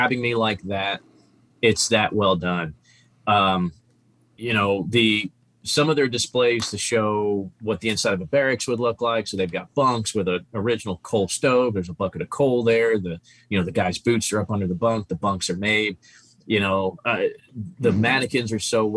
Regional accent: New Jersey, United States; now in Texas, United States; I'm from New Jersey. So when I lived here as a kid

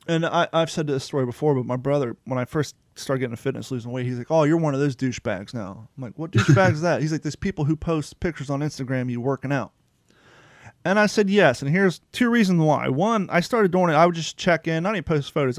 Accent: Ohio, United States; now in Florida, United States; I grew up in Ohio

